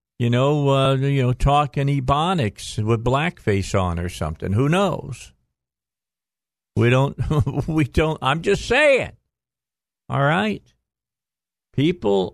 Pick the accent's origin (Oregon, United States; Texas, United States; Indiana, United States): Indiana, United States; Northwest; moved away as an adult; now in Arkansas, United States; I'm from Northwest Indiana.